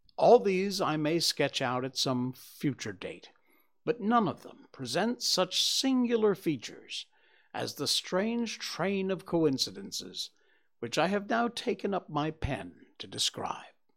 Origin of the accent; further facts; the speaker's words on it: Cornwall, Connecticut, United States; growing up in Cornwall, Connecticut